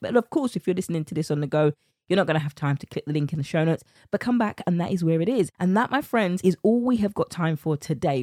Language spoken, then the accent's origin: English; United Kingdom; accent: British; my British accent